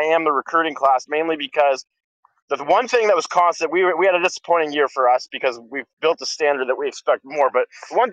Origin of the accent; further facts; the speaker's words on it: Michigan, United States; now in Tucson, United States; I'm from Michigan